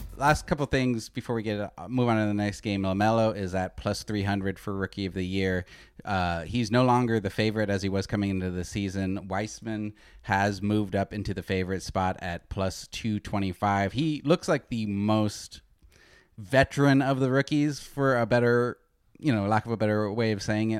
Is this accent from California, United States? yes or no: no; Arizona, United States; moved away as an adult; also born or lived in New York; I grew up in Arizona, so I grew up with earlier games